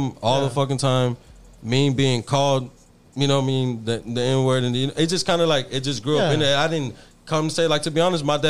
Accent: Houston, Texas, United States; I was raised in Greens Point, bro.

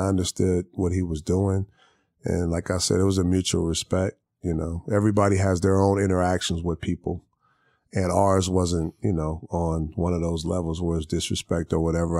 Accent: Long Beach, California, United States; I'm from here. I'm from L

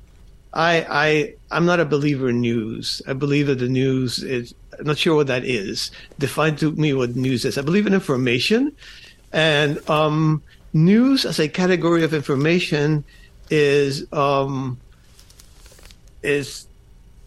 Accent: Falls Church, Virginia, United States; also born or lived in Cuba / Miami / Vienna, Virginia; I grew up in Falls Church, Virginia, outside Washington, D.C.

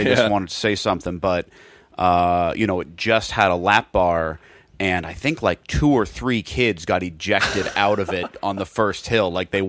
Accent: Kansas City, Missouri, United States; Where are you from? Kansas City.

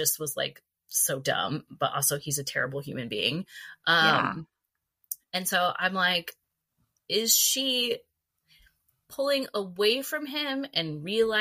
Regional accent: Valencia, California, United States; I grew up in Valencia. I went to high school there, went to junior high there

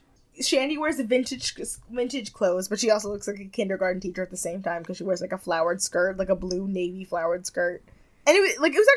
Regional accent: Jamaica; I'm Jamaican!

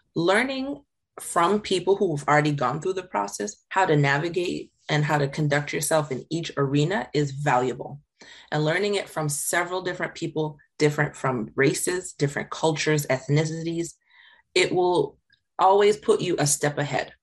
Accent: Jamaica; I grew up in Jamaica

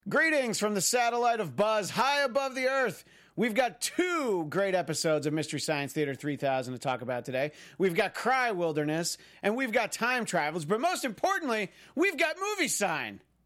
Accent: New York, United States; where I grew up in New York

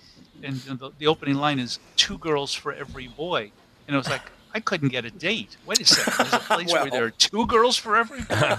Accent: New York, United States; I grew up in New York, so I was body surfing off the coast of Long Island.

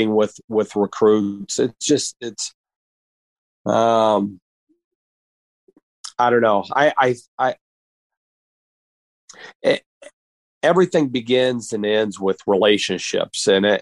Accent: Muncie, Indiana, United States; moved away; Ball State, because that was my hometown

